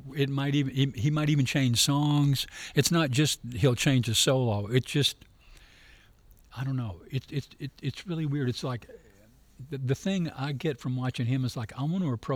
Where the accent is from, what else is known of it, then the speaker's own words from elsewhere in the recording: Memphis, Tennessee, United States; Growing up in Memphis